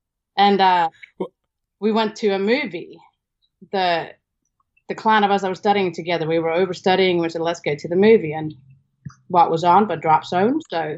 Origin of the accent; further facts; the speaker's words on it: Northeastern Region, Iceland; growing up in Iceland is a bit of an extreme sport in and of itself.